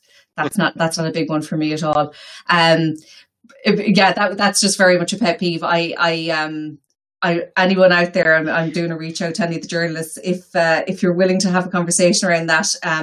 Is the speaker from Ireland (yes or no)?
yes; Galway, Connacht, Ireland; moved away as an adult; now in Mayo, Ireland; I'm from Galway.